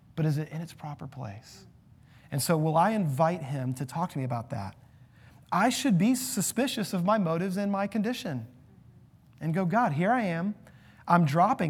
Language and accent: English; United States; as an American